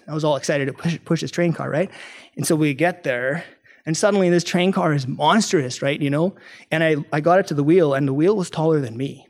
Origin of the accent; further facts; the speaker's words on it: Canada; I'm from Canada